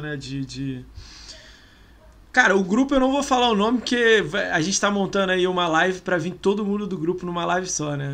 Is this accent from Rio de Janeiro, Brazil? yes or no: yes; Rio de Janeiro, Brazil; eu sou do Rio